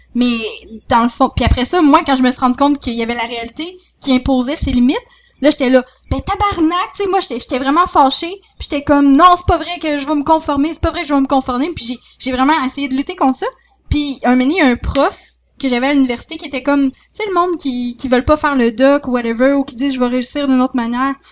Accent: Saint-Georges, Quebec, Canada; je viens de Saint-Georges

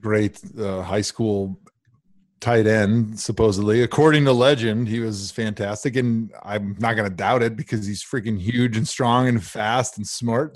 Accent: Milwaukee, Wisconsin, United States; now in Cleveland, United States; my hometown team

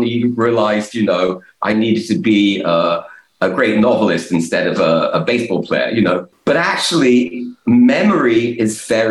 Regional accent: London, United Kingdom; moved away; growing up in England in the 70s

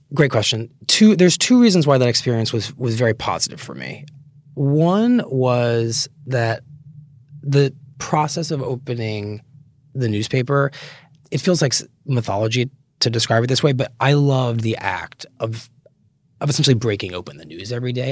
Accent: North Haven, Connecticut, United States; growing up in Connecticut, just outside New Haven

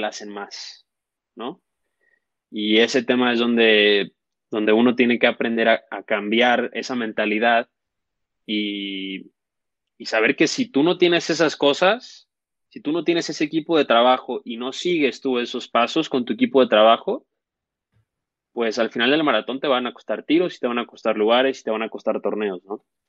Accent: Mexico

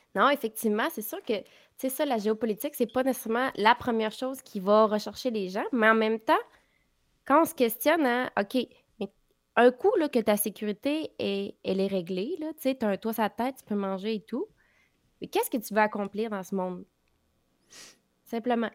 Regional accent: Quebec, Canada; On est québécois

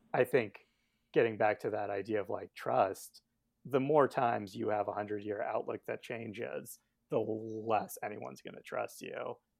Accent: Albuquerque, New Mexico, United States; also born or lived in Northeast United States; now in Northeast, United States; I grew up in Albuquerque and have been living in the Northeast for the past, I don't know, ten years

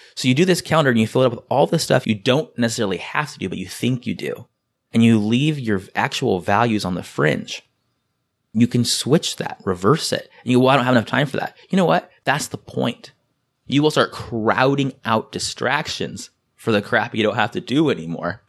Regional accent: San Diego, California, United States; I'm from San Diego

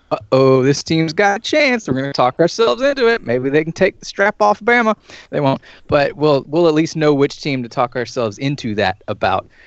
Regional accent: Atlanta, Georgia, United States; I was born in Atlanta

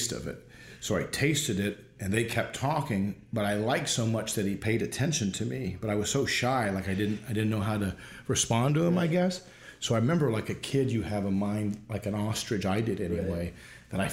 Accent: Illinois, United States; moved away as an adult; also born or lived in Minneapolis, Minnesota / Chicago; now in California, United States; So I was born in Minneapolis, and then I was raised in Illinois

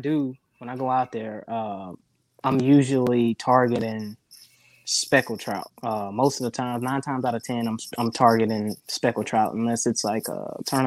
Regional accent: Gulfport, Mississippi, United States; So there's, I fish Gulfport. Gulfport, Mississippi. I'm from Gulfport. That's where I stay at now.

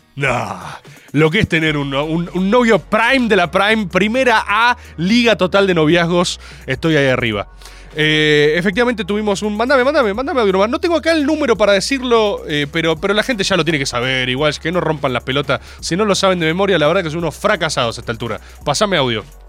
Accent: Argentina; me crié con Dragon Ball, por supuesto, como cualquier argentino de bien en los 90

